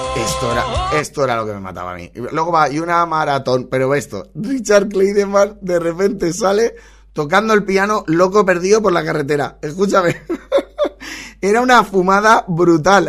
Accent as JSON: {"language": "Spanish", "town": "Valencia", "region": "Valencian Community", "country": "Spain", "said": "soy de Valencia"}